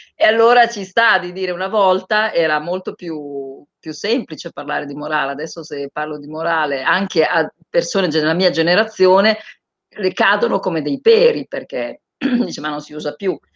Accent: Bologna, Emilia-Romagna, Italy; io sono di Bologna

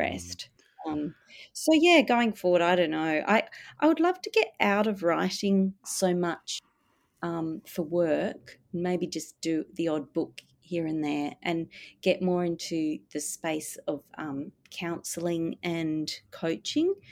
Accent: Perth, Western Australia, Australia; now in Melbourne, Australia; growing up in Perth, I did feel l, the, an emptiness there.

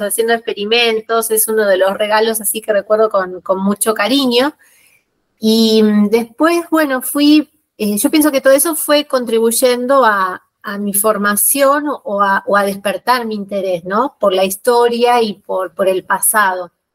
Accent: Buenos Aires, Argentina; moved away as an adult; now in La Rioja, Argentina; yo nací en la ciudad de Buenos Aires, soy porteña, eh, viví siempre en barrios del sur de, la ciudad de Buenos Aires

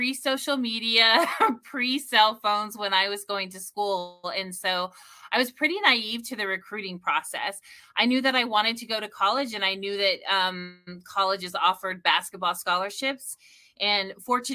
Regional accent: Idaho, United States; moved away as an adult; also born or lived in Utah / Chicago, Illinois; now in Sioux Falls, United States; I grew up in Idaho and went to school in small town Utah

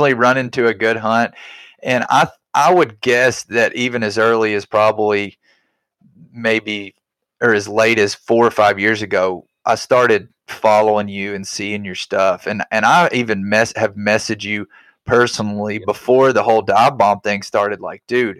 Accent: Arkansas, United States; I grew up in Arkansas

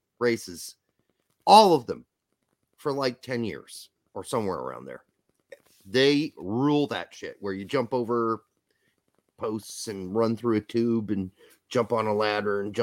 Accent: Midwest, United States; accent: Midwestern; also born or lived in New York

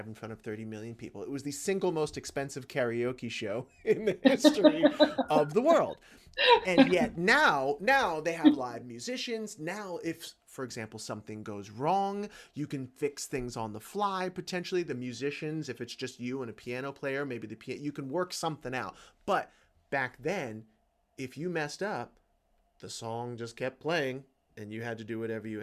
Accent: Georgia, United States; I was born in Georgia

